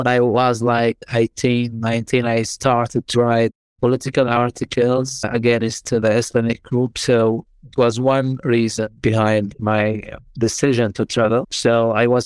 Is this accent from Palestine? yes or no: yes; Gaza Strip, Palestine; English is a second language; moved away as an adult; also born or lived in France; now in Toulouse, France; I'm from Palestine, from Gaza Strip